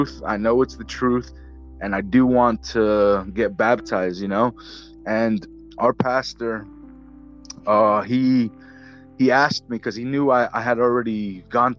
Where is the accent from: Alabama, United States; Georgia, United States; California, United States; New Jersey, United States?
New Jersey, United States; northeast; I'm from New Jersey. I'm in the northeast section of New Jersey, right by New York City. And I've been, I've been here my entire life